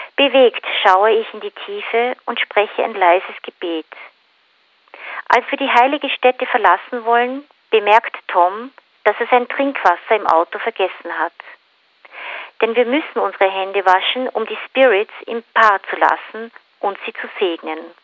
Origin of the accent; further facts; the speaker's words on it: Austria; moved away; also born or lived in New Zealand; ich, ich komme aus Österreich